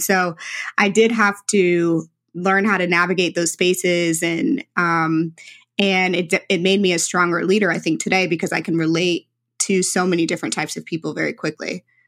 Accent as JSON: {"language": "English", "town": "St. Louis", "region": "Missouri", "country": "United States", "tie": "born or raised there", "said": "was a young black girl in St. Louis. Um, I am very Midwestern, uh, very traditional St. Louis background"}